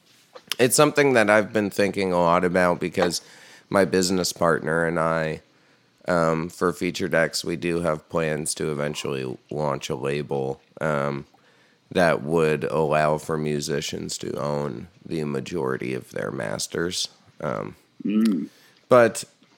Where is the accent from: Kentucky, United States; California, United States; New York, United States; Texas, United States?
New York, United States; Hudson Valley; where I grew up in the Hudson Valley